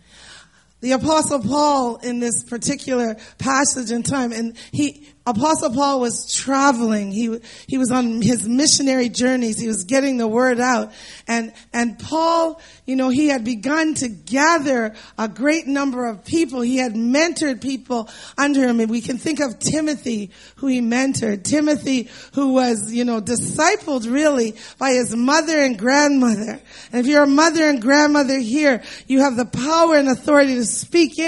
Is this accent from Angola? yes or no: no; Canada; as Canadians